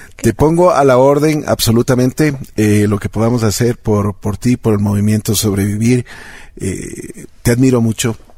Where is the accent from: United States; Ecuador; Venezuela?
Ecuador; mi tierra, aquí en Ecuador